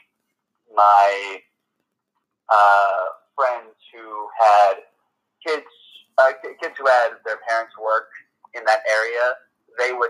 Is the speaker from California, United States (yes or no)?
no; New York City, New York, United States; also born or lived in New Jersey; growing up in Manhattan